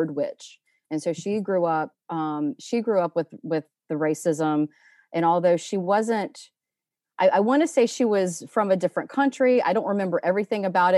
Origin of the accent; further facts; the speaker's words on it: Alabama, United States; I grew up in Alabama